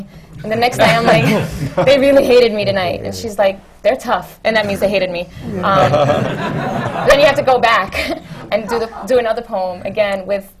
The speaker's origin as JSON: {"language": "English", "town": "New York City", "region": "New York", "country": "United States", "said": "I'm from New York"}